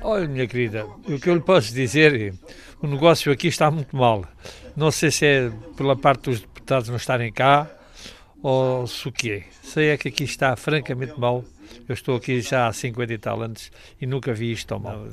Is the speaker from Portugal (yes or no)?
yes; Vila do Bispo, Algarve, Portugal; now in Sagres, Portugal; Sou natural de Vila do Bispo, mas eh, estou em Sagres já há 40 anos